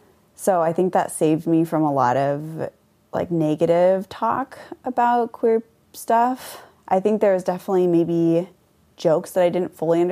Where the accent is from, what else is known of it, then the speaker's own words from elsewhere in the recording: Conway, Washington, United States; I grew up in Mount Vernon. It's about an hour from Seattle and an hour from the Canadian border. I guess it depends on how you define small town. I actually grew up in Conway, which is a small town.